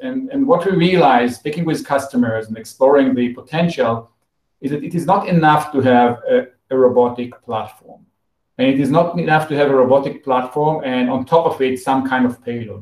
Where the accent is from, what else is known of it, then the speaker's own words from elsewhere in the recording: Israel; I was born in Israel. Um, and uh, like everyone else, after the high school, I, I joined the army as, as a mandatory military service